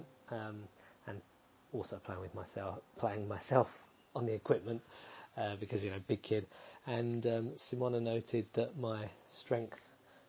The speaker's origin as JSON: {"language": "English", "area": "Essex", "region": "East of England", "country": "United Kingdom", "tie": "born or raised there", "moved": "yes", "said": "I was raised in Essex"}